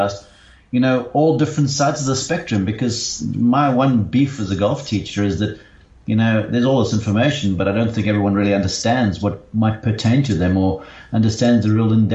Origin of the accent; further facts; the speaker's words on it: Somerset West, Western Cape, South Africa; moved away as an adult; also born or lived in London / Johannesburg; now in Columbus, Georgia, United States; I grew up in Somerset West